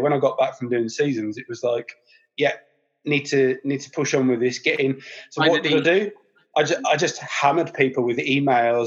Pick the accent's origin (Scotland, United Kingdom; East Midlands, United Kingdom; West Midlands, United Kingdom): West Midlands, United Kingdom; Birmingham; being a Brummie